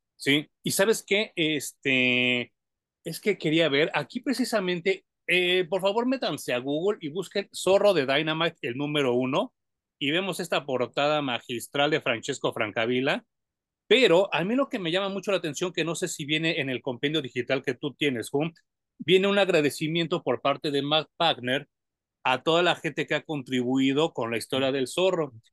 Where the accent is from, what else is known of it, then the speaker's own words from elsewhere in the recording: Mexico; a nosotros los mexicanos nos dan mucha viada